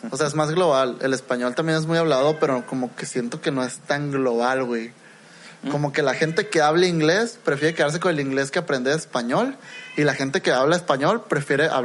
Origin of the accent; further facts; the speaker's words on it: Mexico; nosotros como mexicanos necesitamos otra cosa de entretenimiento.